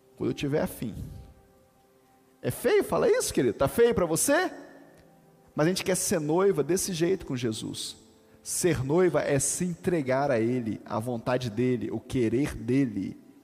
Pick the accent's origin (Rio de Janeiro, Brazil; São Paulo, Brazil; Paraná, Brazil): Rio de Janeiro, Brazil; Volta Redonda; quando eu aprendi ela na minha adolescência, lá em Volta Redonda, lá no grupo de juvenis